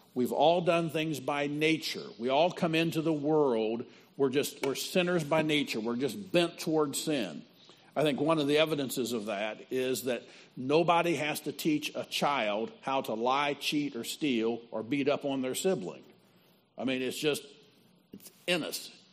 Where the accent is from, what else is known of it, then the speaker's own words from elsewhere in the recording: Midwest, United States; I'm from out of town. I'm from the Midwest